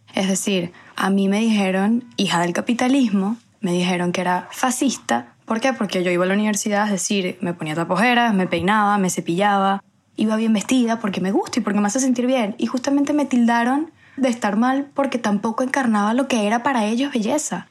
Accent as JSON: {"language": "Spanish", "country": "Venezuela", "tie": "born or raised there", "moved": "as an adult", "lives_now": "Spain", "said": "después ya yo salí de Venezuela, em, emigré"}